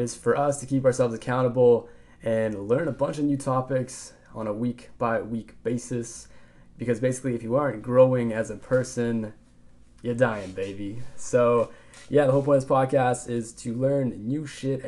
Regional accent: Vancouver, British Columbia, Canada; I'm from Vancouver, Canada. I was born in Canada.

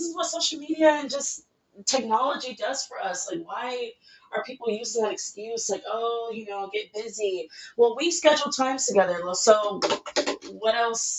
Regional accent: Nigeria; now in Los Angeles, United States; I'm 22 years old, living in Los Angeles. I'm Nigerian.

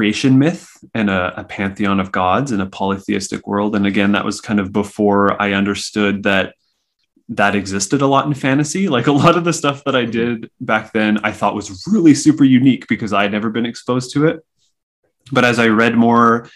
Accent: Saskatchewan, Canada; moved away; I grew up in Saskatchewan and I had to drive basically an hour and a half to get to a comic shop

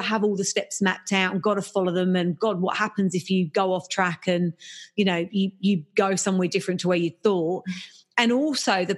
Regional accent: England, United Kingdom; I'm English

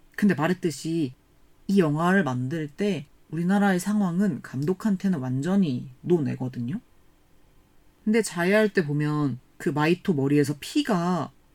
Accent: South Korea

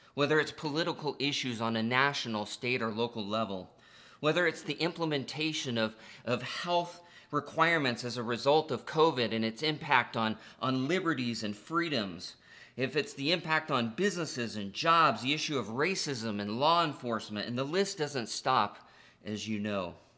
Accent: United States; being American is not the most important part of my identity

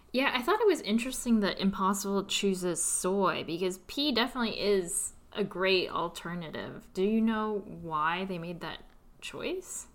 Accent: California, United States; moved away as an adult; also born or lived in New York; I'm originally from California, and I moved to New York for grad school

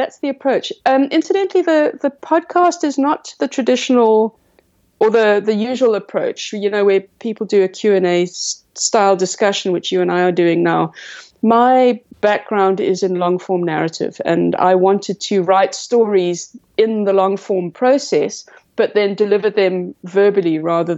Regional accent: South Africa; also born or lived in Cape Town; as a South African author and science writer

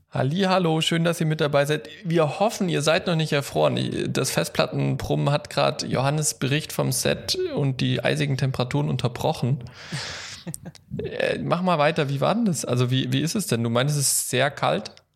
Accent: Baden-Württemberg, Germany; now in Hesse, Germany; ich komme ja auch aus Baden-Württemberg

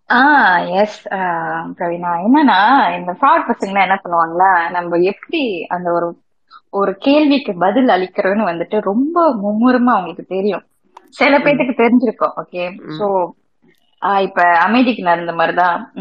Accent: Malaysia; மூணாவது தலைமுறையா மலேசியால இருந்து பிறந்து வந்திருக்கேன்

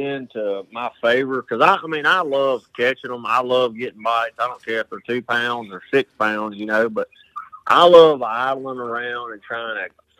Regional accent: Alabama, United States; I grew up on the Coosa River right here

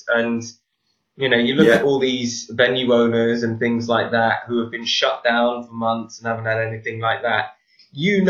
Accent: the Southwest, South West England, United Kingdom; I grew up in the Southwest

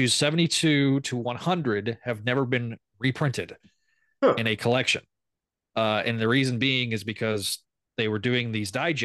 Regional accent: Amarillo, Texas, United States; moved away; I'm from the Amarillo area.

